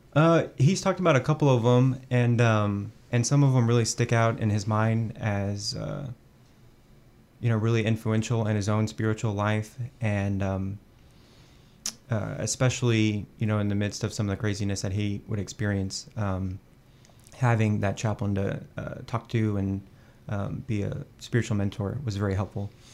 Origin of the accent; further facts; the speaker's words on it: Fort Worth, Texas, United States; moved away as an adult; now in Washington, D.C., United States; I grew up Catholic in the Diocese of Fort Worth, and I started to get involved in my home parish, uh, just outside of the city